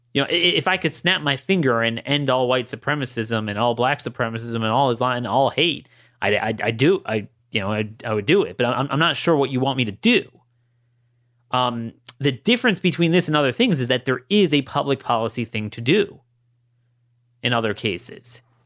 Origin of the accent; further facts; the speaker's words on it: Baltimore County, Maryland, United States; in my hometown, um, Baltimore County